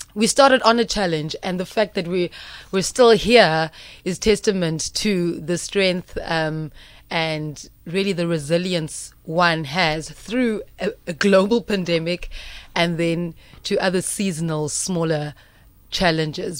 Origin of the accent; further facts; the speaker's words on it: Gqeberha, Eastern Cape, South Africa; I'm from Eqhubekga, previously known as Port